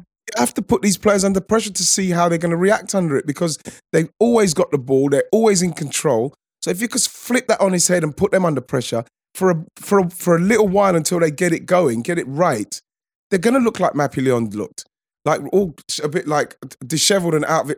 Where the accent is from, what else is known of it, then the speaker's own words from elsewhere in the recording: England, United Kingdom; we're English